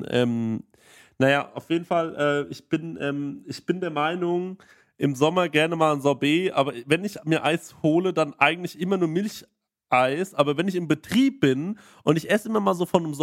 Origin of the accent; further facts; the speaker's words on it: Aschaffenburg, Bavaria, Germany; ich komme aus Aschaffenburg, ich bin, ich, äh, bin hier in, Unterfra äh, in Franken, äh, Unterfranken äh, groß geworden.